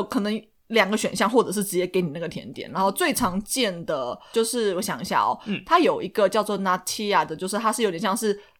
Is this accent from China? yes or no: no; Taiwan; 因为我们台湾人台湾人很喜欢吃脆脆的呀，有口感的呀，酥酥的啊，或者是有嚼劲。